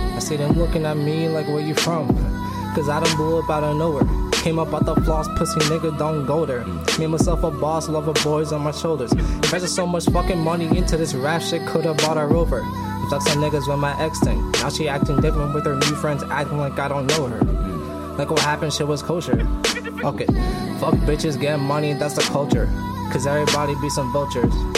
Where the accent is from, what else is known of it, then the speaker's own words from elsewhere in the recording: New York City, New York, United States; moved away; I'm from Brooklyn.